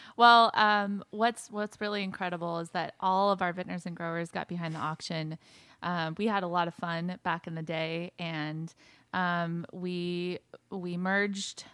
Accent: Camarillo, California, United States; was born and raised in Ventura County in Southern California in a town named Camarillo

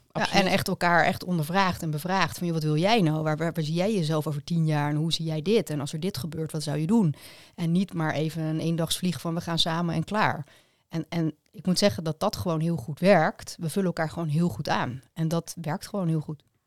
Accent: Leiderdorp, South Holland, Netherlands; Allebei uit Leiderdorp

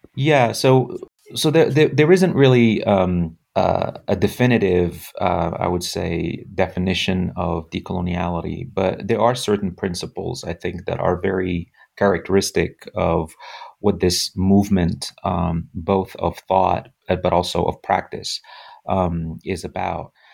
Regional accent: Morocco; moved away as an adult; now in United States; left, uh, my home country, Morocco, at the age of twenty-two

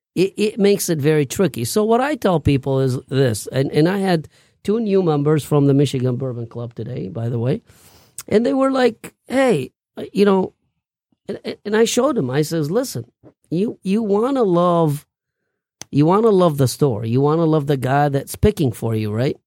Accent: Baghdad, Baghdad Governorate, Iraq; moved away; I grew up in Baghdad

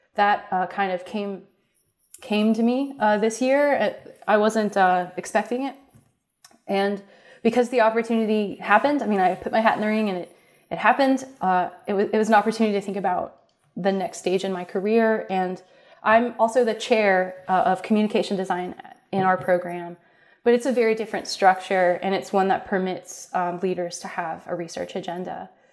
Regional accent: Columbus, Ohio, United States; also born or lived in Cincinnati, Ohio; I grew up in Columbus, Ohio

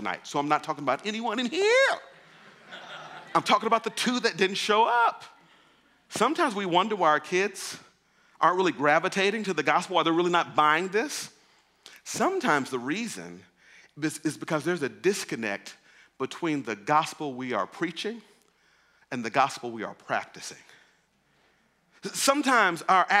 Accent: Mississippi, United States; moved away; I grew up in Mississippi.

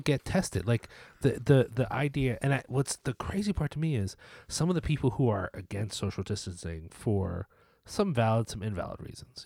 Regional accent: United States; as an American viewer

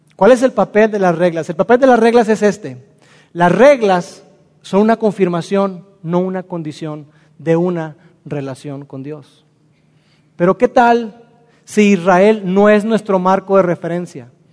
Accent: Mexico; Nosotros como mexicanos

